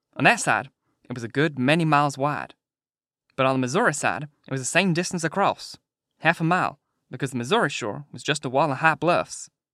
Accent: United Kingdom; being British

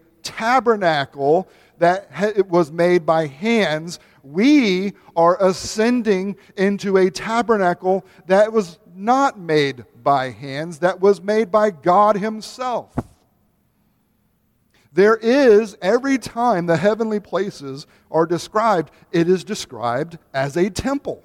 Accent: United States; as American Reformed evangelicals

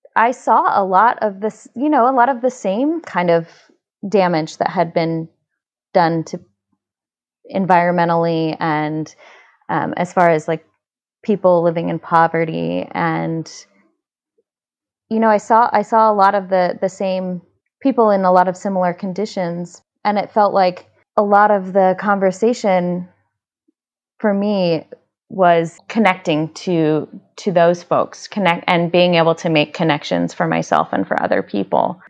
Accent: Indianapolis, Indiana, United States; born or raised there

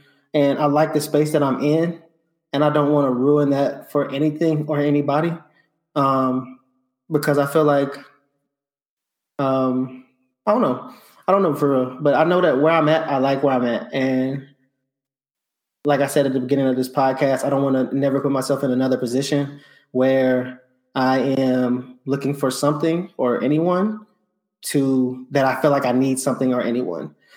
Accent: the South, United States; I'm from the South

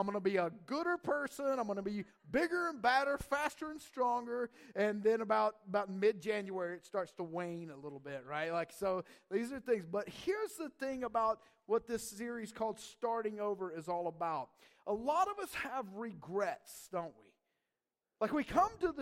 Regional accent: North Georgia Mountains, United States; moved away; I grew up in the South, actually in the North Georgia Mountains

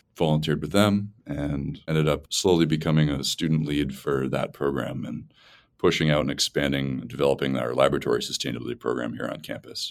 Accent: Massachusetts, United States; I'm from Massachusetts

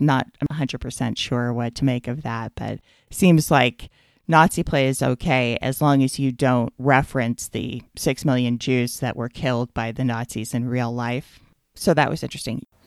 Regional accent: United States; as an American

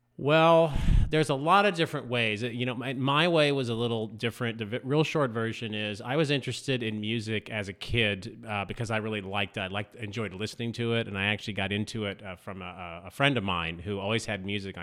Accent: Southern California, United States; also born or lived in Indianapolis / East Coast / Texas; now in Fort Smith, United States; I'm originally from Southern California

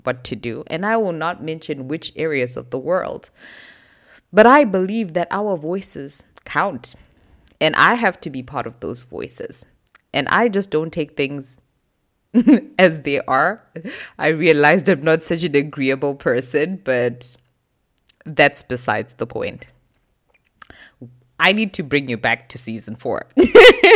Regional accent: Zimbabwe; moved away as an adult; also born or lived in South Africa; now in Germany; I was born in Zimbabwe, born and raised most of my life.

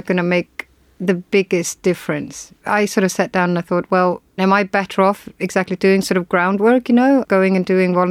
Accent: Iceland; I am from Iceland

